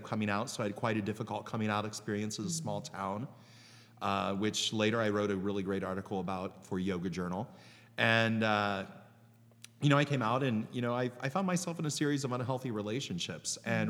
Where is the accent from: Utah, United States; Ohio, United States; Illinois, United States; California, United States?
Ohio, United States; Canal Fulton; also born or lived in Cleveland, Ohio; now in Columbus, United States; It's by Maslin. Yeah. And my hometown was so small that one year they had mules that pulled the canal boat up and down the canal.